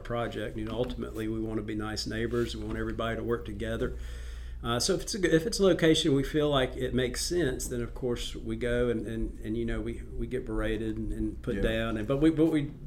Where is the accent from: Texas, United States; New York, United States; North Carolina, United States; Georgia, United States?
North Carolina, United States; I grew up in North Carolina